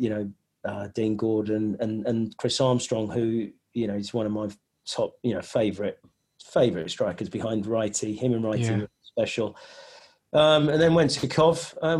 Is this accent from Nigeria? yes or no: yes; Nigeria; born there; But because I was born in Nigeria, my mum was English and my dad was Nigerian.